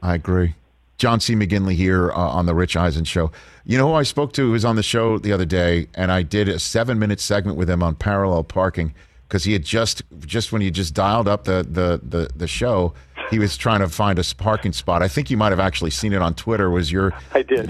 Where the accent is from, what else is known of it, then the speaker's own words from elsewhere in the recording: New York, United States; I'm a New Yorker.